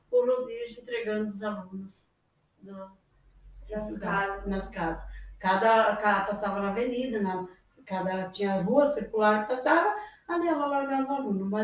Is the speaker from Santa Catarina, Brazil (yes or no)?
yes; São José do Cedro, Santa Catarina, Brazil; moved away as an adult; now in Toledo, Brazil; Eu vim de Santa Catarina, no interior de São José de Cedro, que é a cidade. Eu vim para cá com 18 anos, completando 19 anos.